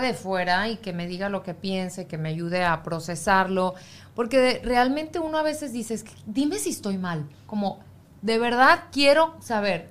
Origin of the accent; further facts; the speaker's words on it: Mexico; moved away; yo como mexicana